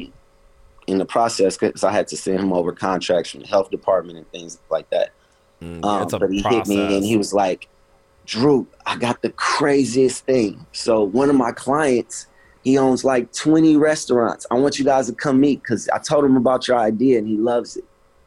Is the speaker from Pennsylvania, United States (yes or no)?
no; Los Angeles, California, United States; also born or lived in New Orleans, Louisiana; I'm from